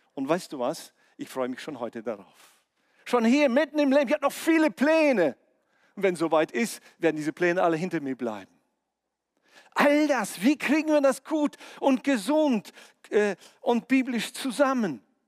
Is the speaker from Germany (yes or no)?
no; near Omsk, Siberia, Omsk Oblast, Russia; moved away; mein Geburtsort in Sibirien bei Omsk, äh, da bin ich geboren.